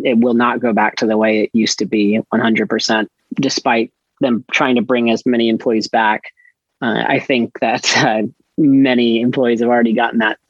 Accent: Iowa, United States; moved away as an adult; also born or lived in Bombay, India / North Carolina / Madrid, Spain; we lived in Iowa at the time, and that's actually where I did grow up and finish high school.

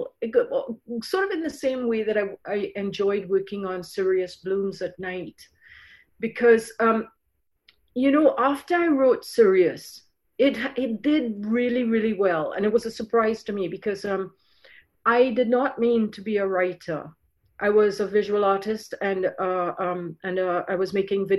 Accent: Trinidad & Tobago; moved away as an adult; also born or lived in Ireland; now in Canada; I grew up in Trinidad. I went from Ireland to Trinidad when I was 3 months old. And then I moved to Canada when I was 19 for university, and then 23 to live here fully.

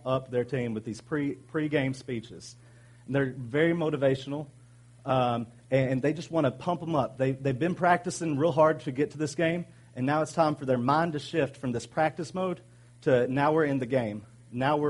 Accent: Arkansas, United States; I'm from Arkansas

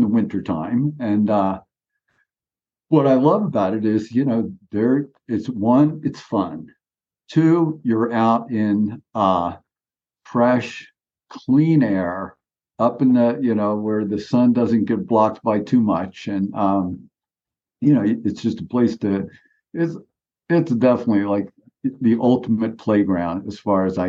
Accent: Philadelphia, Pennsylvania, United States; moved away; I grew up in Philadelphia

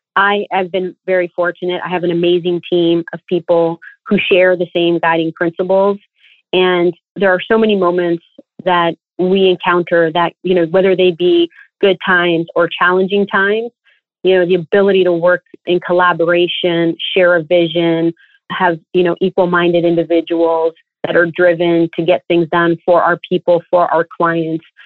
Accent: Toronto, Ontario, Canada; I was born and raised in Toronto

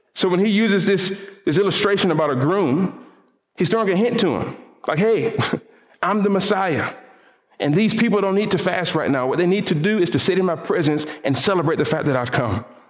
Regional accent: the Bible Belt South, United States; I grew up in the Bible Belt South, where all of us apparently know Jesus

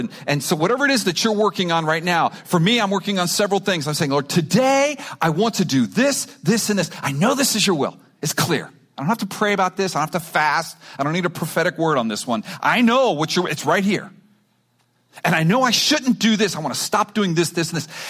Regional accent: Miami, Florida, United States; I grew up in Miami.

